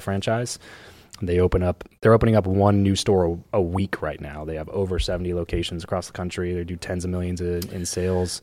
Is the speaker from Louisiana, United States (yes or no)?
no; Southern California, United States; I grew up in SoCal